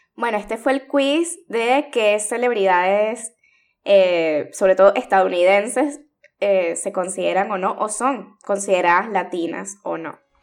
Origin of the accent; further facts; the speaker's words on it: Venezuela; como decimos en Venezuela.